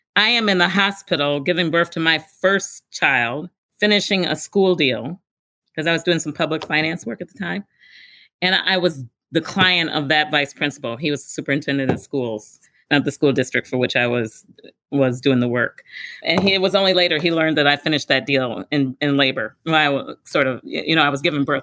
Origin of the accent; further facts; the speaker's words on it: Milwaukee, Wisconsin, United States; Born and raised in Milwaukee, Wisconsin